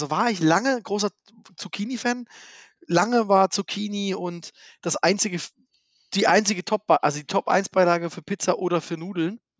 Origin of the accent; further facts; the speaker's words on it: Saxony, Germany; Genau, also, also ich bin Sachse, ja.